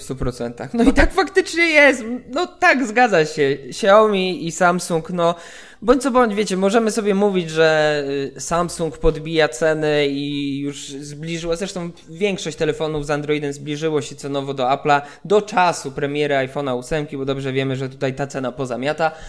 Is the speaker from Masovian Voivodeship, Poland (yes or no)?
yes; Warsaw, Masovian Voivodeship, Poland; moved away as an adult; now in Wrocław, Poland; ja też warszawiak jestem, nie? Więc urodziłem się w Warszawie, 25 lat w Warszawie spędziłem